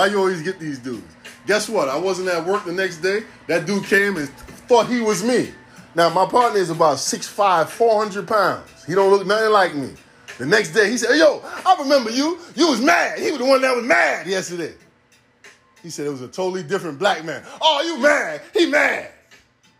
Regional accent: New York City, New York, United States; I'm from here. Born and raised in the town

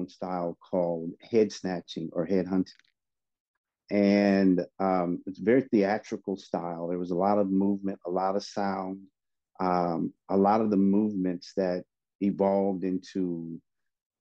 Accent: Oakland, California, United States; also born or lived in San Francisco, California; I moved over to Oakland when I was about 9 or 10 years old

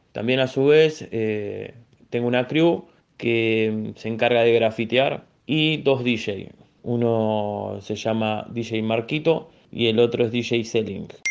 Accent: Buenos Aires, Argentina; soy de barrio Ramón Carrillo, Villa Soldati

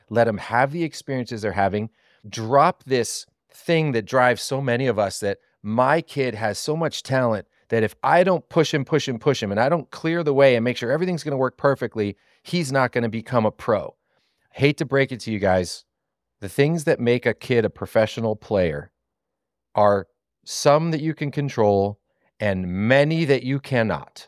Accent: Southeast Pennsylvania, United States; I'm from Southeast Pennsylvania

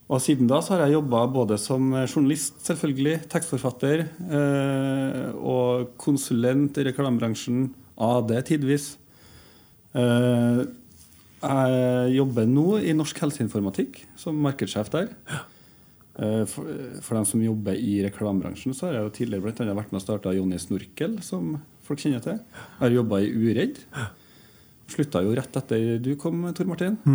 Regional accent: Trondheim, Trøndelag, Norway; also born or lived in Oslo; Jeg er jo født og oppvokst i Trondheim, da.

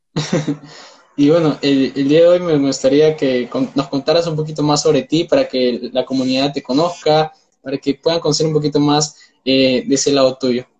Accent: Peru; soy de Perú

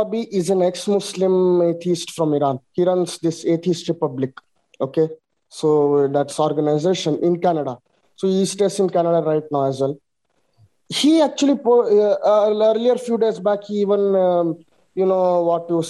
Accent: India; I'm from India

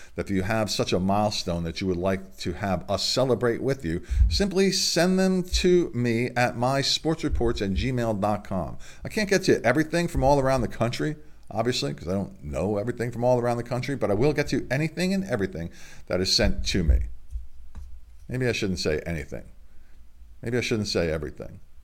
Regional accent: Delaware, United States; my home state in Delaware

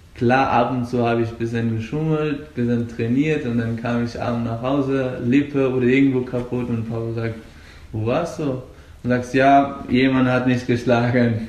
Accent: Afghanistan; German is a second language; now in Germany; Und ich komme aus Afghanistan. Ich lebe seit fünf Jahren etwa hier in Deutschland.

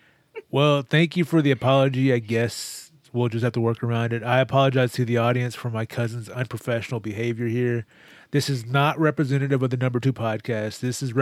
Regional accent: Texas, United States; I'm a Texan, I'm not born and bred. Yeah. Like, I bleed Texas blood

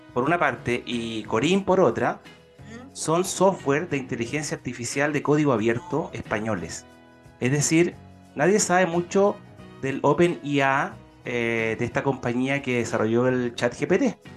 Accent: Ñuble, Chile; la región de Ñuble, ¿ah? ahí mi tierra natal

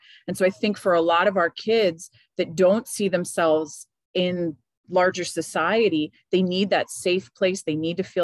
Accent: Miami, Florida, United States; moved away; I grew up in Miami, Florida, which the joke among Cuban Americans is that Miami is just northern Cuba.

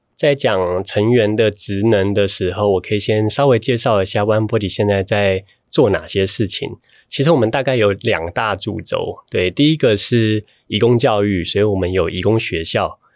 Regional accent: Taiwan; 我从台湾来

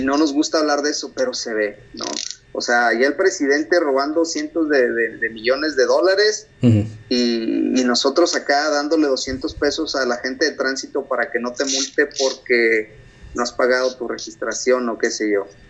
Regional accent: Mexico; moved away as an adult; now in United States; mi cultura como mexicano es lo unido que es la familia.

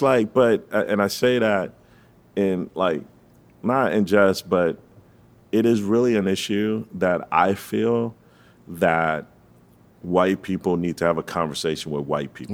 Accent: Fort Lauderdale, Florida, United States; I'm From the three three three one one

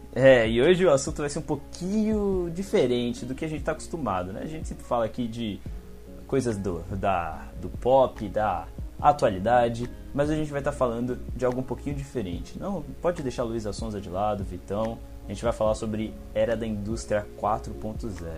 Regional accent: São Paulo, Brazil; eu sou aqui do Campo Limpo, São Paulo, Zona Sul

